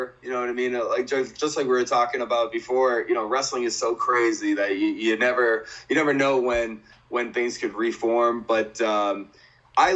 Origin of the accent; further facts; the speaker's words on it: Boston, Massachusetts, United States; my hometown in Boston